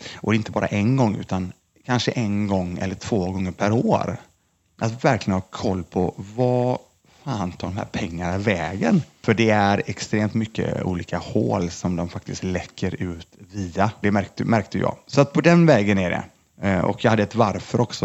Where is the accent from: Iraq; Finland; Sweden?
Sweden; Lindome, Västra Götaland; jag kommer från Lindome i alla fall, ligger utanför Mölndal, utanför Göteborg, två mil mm. ungefär från Göteborg. Det är där jag är uppvuxen